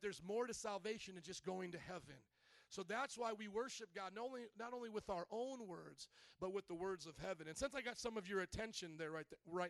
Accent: the South, United States; I come from the South

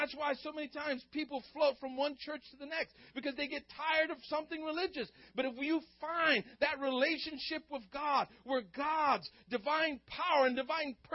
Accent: South Louisiana, United States; also born or lived in Stockton, California; I grew up in South Louisiana and had to learn French until sixth grade

